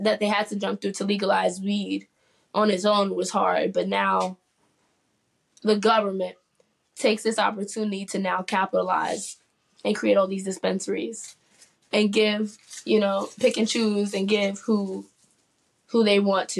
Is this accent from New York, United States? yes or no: yes; New York City, New York, United States; Harlem native, growing up in New York City